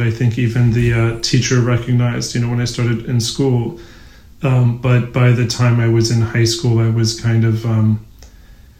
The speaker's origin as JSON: {"language": "English", "town": "Cincinnati", "region": "Ohio", "country": "United States", "tie": "born or raised there", "also_born_or_lived": "Shiraz, Iran", "second_language": "English", "lives_now": "Brooklyn, United States"}